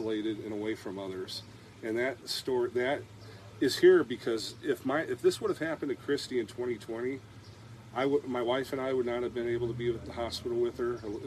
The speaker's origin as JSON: {"language": "English", "country": "United States", "moved": "yes", "lives_now": "Wayland, United States", "said": "I actually live in Wayland. Just outside of town in the country, Wayland, Iowa. I'm originally from the Quad Cities"}